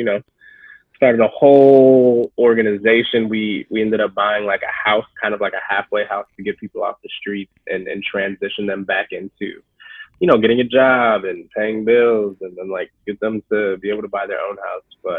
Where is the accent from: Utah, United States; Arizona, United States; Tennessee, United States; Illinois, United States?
Arizona, United States; Phoenix; moved away as an adult; born and raised Phoenix, Arizona, South Phoenix